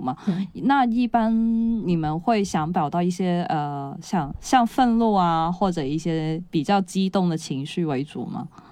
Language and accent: Chinese; Guangdong, China; 我们广东这边地区